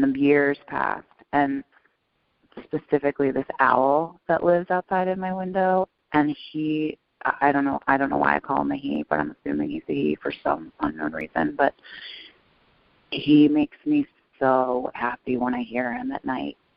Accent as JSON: {"language": "English", "town": "New York City", "region": "New York", "country": "United States", "tie": "born or raised there", "said": "I grew up in New York City"}